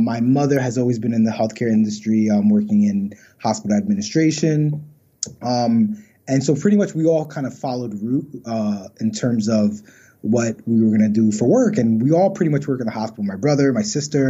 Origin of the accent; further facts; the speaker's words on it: New York City, New York, United States; also born or lived in Pennsylvania; I was born and raised in Brooklyn